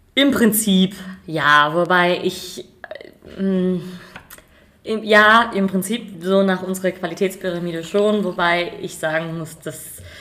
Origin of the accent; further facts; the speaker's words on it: Rheingau, Hesse, Germany; bei uns im Rheingau